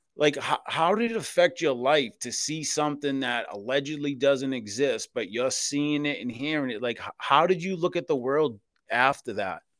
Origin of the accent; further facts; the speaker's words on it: Boston, Massachusetts, United States; I was born and raised in South Boston, Massachusetts in the Old Colony Projects